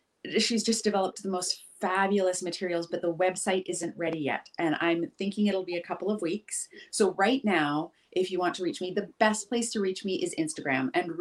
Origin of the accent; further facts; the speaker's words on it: Pacific Northwest, United States; You can tell I grew up in the Pacific Northwest because I always use like forest analogies or beach analogies